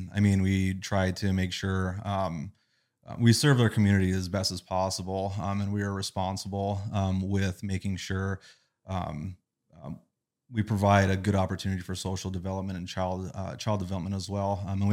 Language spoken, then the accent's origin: English; Burlington, North Dakota, United States; I grew up in Burlington